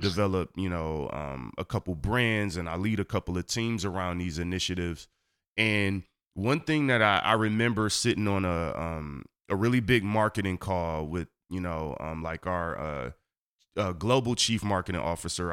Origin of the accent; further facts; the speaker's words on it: Detroit, Michigan, United States; I grew up on Seven Mile on the east side of Detroit